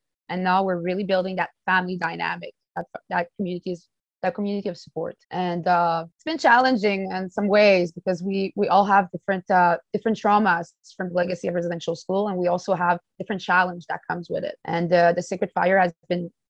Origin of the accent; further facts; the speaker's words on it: James Bay Cree Nation, Quebec, Canada; now in Winnipeg, Canada; I'm also originated from the James Bay Cree Nation